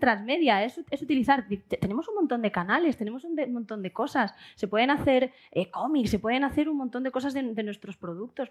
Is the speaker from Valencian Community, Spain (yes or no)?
no; Seville, Andalusia, Spain; moved away; que se note que soy sevillana en algo